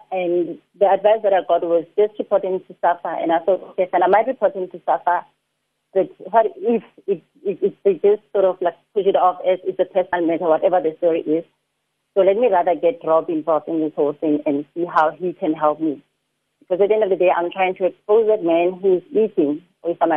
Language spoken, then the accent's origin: English; South Africa; I'm originally from Harangua